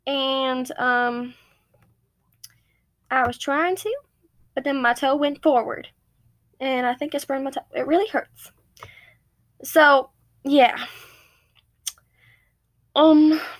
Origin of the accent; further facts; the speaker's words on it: Queens, New York, United States; But I always say I'm from Queens.